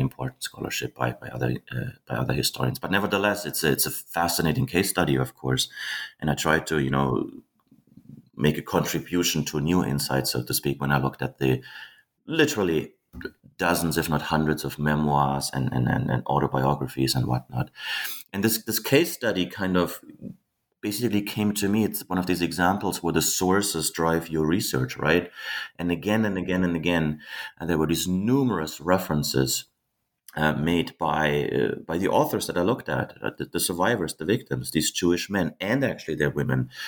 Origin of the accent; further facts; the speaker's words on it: Germany; I was born and raised in Germany